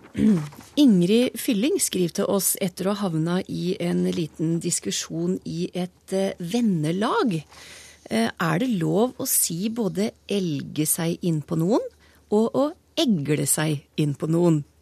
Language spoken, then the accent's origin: Norwegian; Trysil, Innlandet, Norway; jeg er født og oppvokst uten tog i Trysil